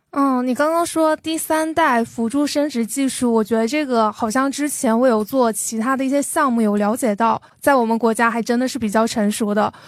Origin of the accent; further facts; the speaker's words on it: Jiangxi, China; 我作为一个江西人，我小时候看电视